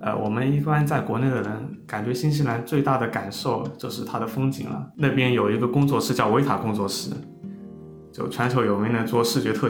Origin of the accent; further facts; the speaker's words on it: China; 还有其他的一些呃，像我们中国人啊、亚裔啊、非裔啊这些人，